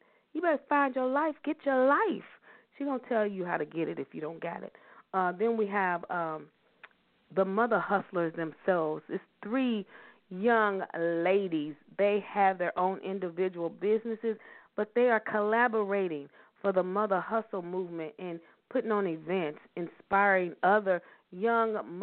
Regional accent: Louisville, Kentucky, United States; they're all from my hometown, y'all, Louisville, Kentucky

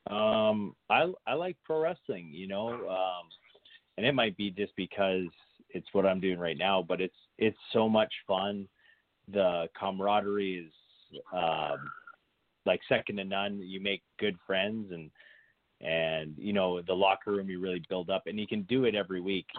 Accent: Saskatoon, Saskatchewan, Canada; moved away as an adult; now in Edmonton, Canada; I live in Edmonton right now. Um, I moved here probably about ten years ago, but born and raised in Saskatoon, Saskatchewan

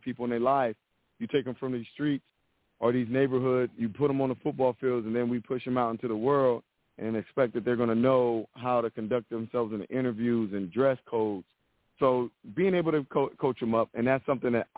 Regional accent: Youngstown, Ohio, United States; I'm a guy from Youngstown, Ohio

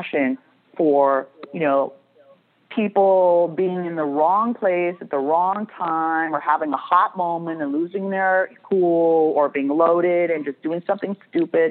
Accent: Beverly Hills, California, United States; I grew up in Beverly Hills

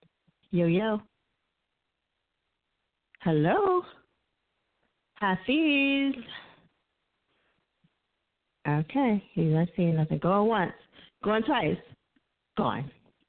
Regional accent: New Jersey, United States; I'm from Jersey, damn it.

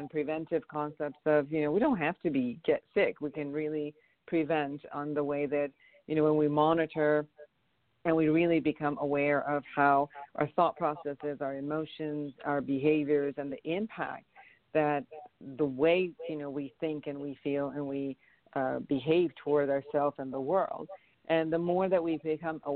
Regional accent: Iran; now in Los Angeles, United States; I'm originally from Iran

